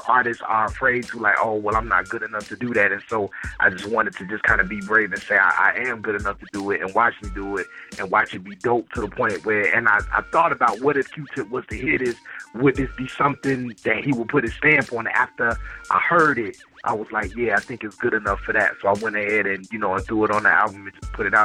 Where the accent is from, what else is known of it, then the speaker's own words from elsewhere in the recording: Jacksonville, Florida, United States; growing up in Duval County